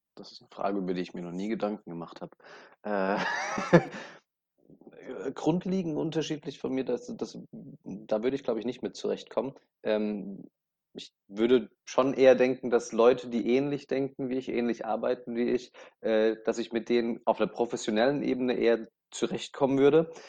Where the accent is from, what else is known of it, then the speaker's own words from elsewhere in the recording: Aschaffenburg, Bavaria, Germany; moved away as an adult; now in Dubai, United Arab Emirates; in meinem Heimatort Aschaffenburg